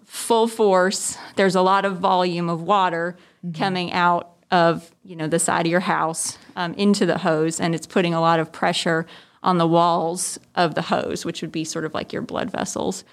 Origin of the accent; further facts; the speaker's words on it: New Jersey, United States; also born or lived in West Virginia; now in Tifton, United States; I'm originally from New Jersey. That's where I was born.